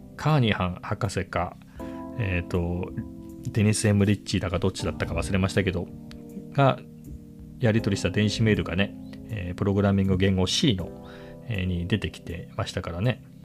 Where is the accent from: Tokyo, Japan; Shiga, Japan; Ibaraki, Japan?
Ibaraki, Japan; 僕は茨城県出身だったのでその頃茨城に住んでいた